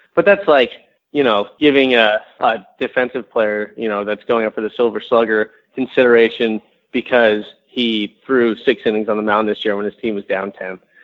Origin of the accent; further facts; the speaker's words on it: San Diego, California, United States; moved away; when I was growing up, and I grew up in San Diego